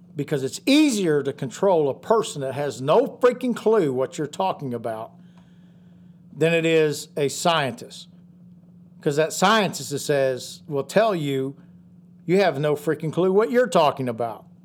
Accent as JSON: {"language": "English", "country": "United States", "said": "us as American patriots in this country"}